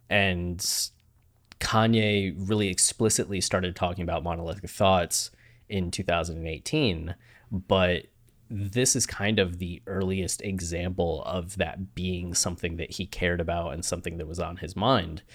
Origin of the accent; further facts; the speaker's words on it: Ohio, United States; moved away; also born or lived in Australia; you grew up in Ohio, like me